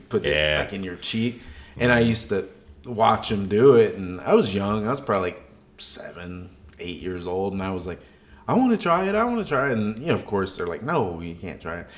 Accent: Texas, United States; Growing up in Texas

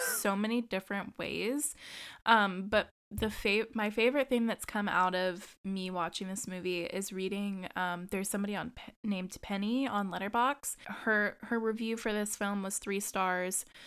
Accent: United States; I'm the American

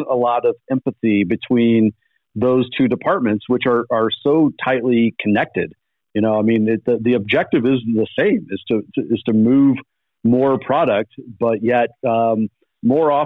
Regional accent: Belleville, Illinois, United States; now in Bend, United States; I'm originally from just outside of St. Louis. So okay. A town called Belleville, Illinois.

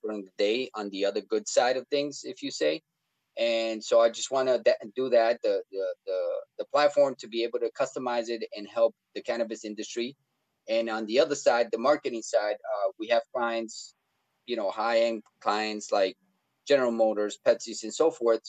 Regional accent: Colombia; I'm from South America, Colombia

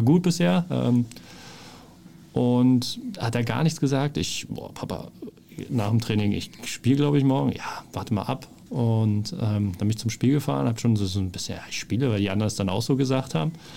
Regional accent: Berlin, Germany; moved away as an adult; also born or lived in Bielefeld / Offenbach; Ich bin da aufgewachsen

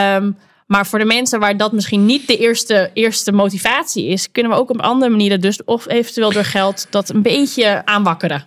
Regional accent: Netherlands; wij kunnen als Nederlanders

